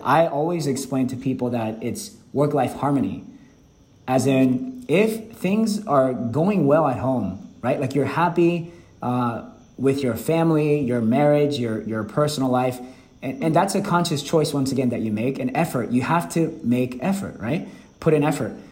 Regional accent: Atlanta, Georgia, United States; English is a second language; moved away as an adult; also born or lived in Seoul, South Korea; now in Vietnam; growing up in Atlanta, Georgia

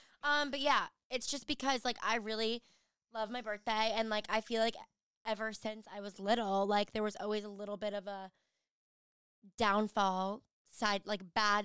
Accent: New York, United States; I grew up in New York, and, like, it was always cold in the winter on my birthday.

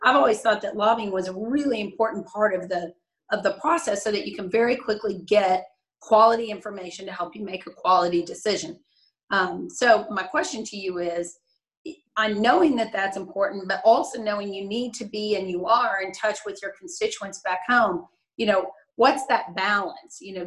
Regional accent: Denton, Texas, United States; also born or lived in Austin, Texas; I grew up in Denton

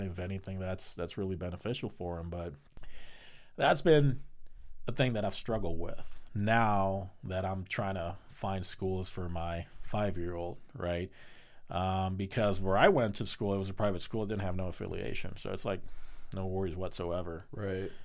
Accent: Puerto Rico; now in United States; I would love to go back to PR

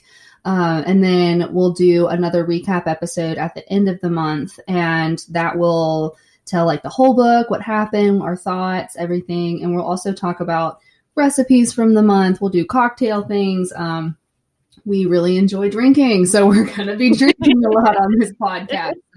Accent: Birmingham, Alabama, United States; also born or lived in Mobile, Alabama; I'm from Birmingham, Alabama

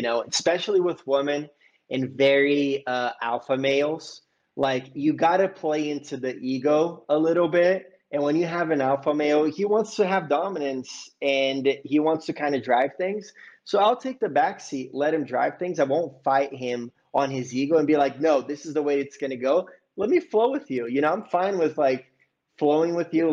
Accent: Bay Area, California, United States; I grew up in the Bay Area.

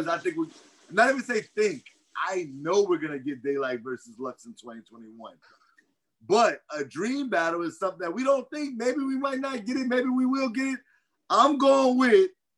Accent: Louisiana, United States; I'm from Louisiana

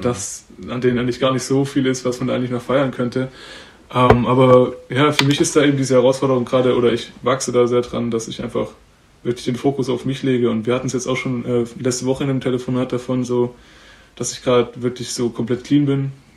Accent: Sonnenbühl, Baden-Württemberg, Germany; now in Berlin, Germany; liebe Grüße an die Heimat, ich bin aus Sonnenbühl

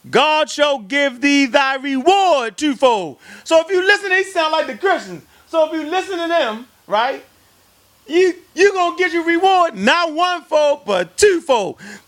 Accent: Baltimore, Maryland, United States; I'm from Baltimore.

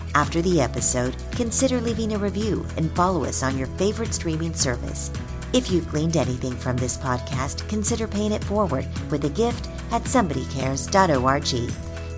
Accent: Arkansas, United States; also born or lived in Houston, Texas; now in Dallas, United States; that's where I was born in Houston. Texas. And then I moved to Arkansas. I was raised there.

